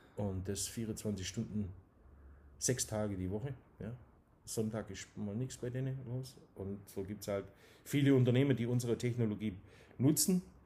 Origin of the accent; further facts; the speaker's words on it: Dusslingen, Baden-Württemberg, Germany; accent: Swabian; bin in Dusslingen geboren